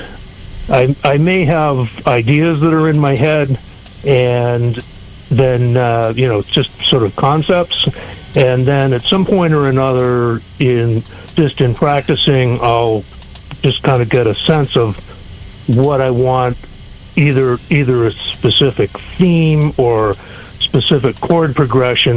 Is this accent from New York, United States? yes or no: no; New Hampshire, United States; also born or lived in Chicago, Illinois; grew up in New Hampshire.